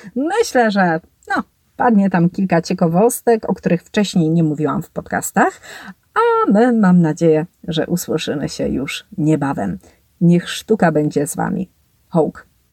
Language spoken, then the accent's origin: Polish; Tychy, Silesian Voivodeship, Poland; ja z Tychu, jestem Tyszanką